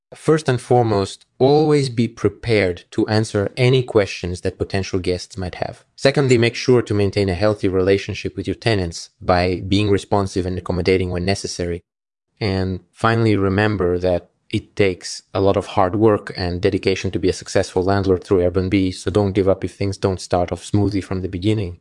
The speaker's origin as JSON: {"language": "English", "region": "Moscow", "country": "Russia", "tie": "born or raised there", "said": "I grew up in Moscow, Russia"}